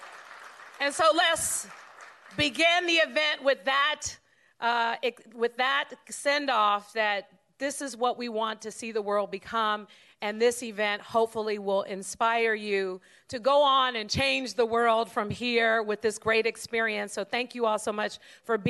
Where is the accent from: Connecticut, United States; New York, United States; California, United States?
California, United States; San Francisco; we grew up in San Francisco